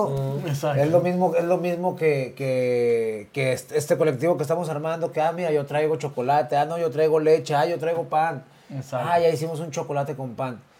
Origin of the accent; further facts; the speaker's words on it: Mexico; es, es una un paso importante para nosotros como mexicanos venir y, posicionar nuestro nombre, nuestro, nuestra música en un país que habla español y está en Europa.